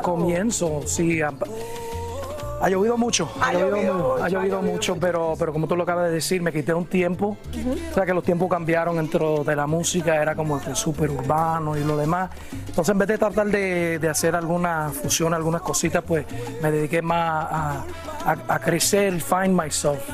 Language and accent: Spanish; New Jersey, United States; also born or lived in Puerto Rico; yo me crié a pesar que nací en Puerto Rico, me crié en New Jersey